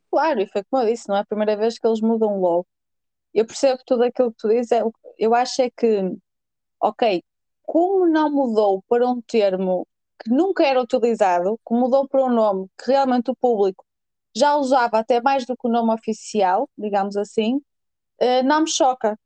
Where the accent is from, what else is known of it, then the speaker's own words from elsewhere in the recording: Norte, Portugal; accent: northern; o meu sotaque, pessoal, é assim, eu sou nortenha, 100% orgulhosa disso